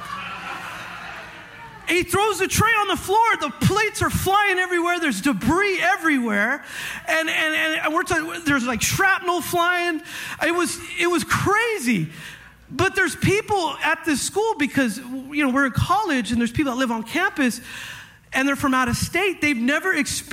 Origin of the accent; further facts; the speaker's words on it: Northern California, United States; moved away; I grew up in California. I'm used to this. Okay. I've gone through some heavy earthquakes in my life. All right, I'm from up north.